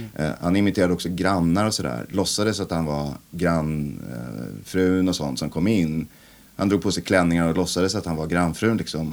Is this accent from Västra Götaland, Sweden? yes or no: no; Vallentuna, Stockholm County, Sweden; Vallentuna kyrka, den där deppiga konstiga förorten där jag växte upp